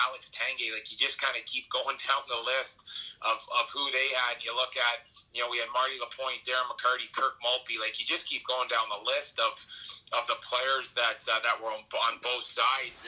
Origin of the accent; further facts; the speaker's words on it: Toronto, Ontario, Canada; I'm from Toronto